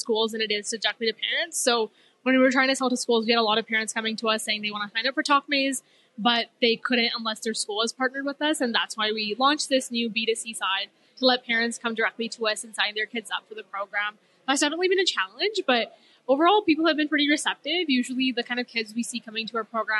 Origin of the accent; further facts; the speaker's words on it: Edmonton, Alberta, Canada; I'm from here. I'm from Edmonton.